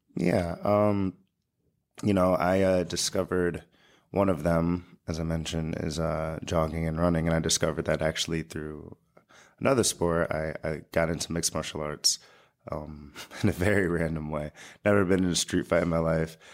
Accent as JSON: {"language": "English", "country": "United States", "also_born_or_lived": "Long Island", "said": "as an American"}